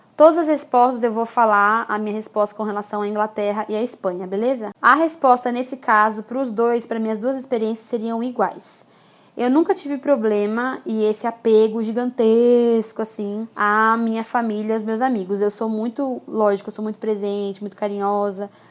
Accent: Brazil; moved away as an adult; also born or lived in England / Málaga, Spain; Eu sentia muita saudade, por exemplo, da nossa comida. Por mais que eu tentasse fazer comida brasileira em casa, não era igual

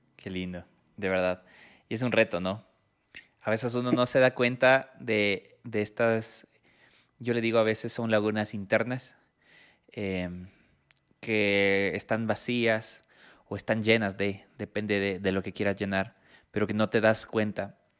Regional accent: Ecuador; yo siendo ecuatoriano

